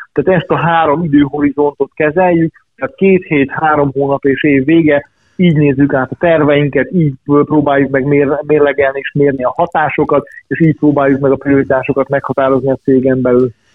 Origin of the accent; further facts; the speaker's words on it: Ada, Vojvodina, Serbia; also born or lived in Subotica; now in Hungary; én vajdasági születésű vagyok, és 91 óta élek Magyarországon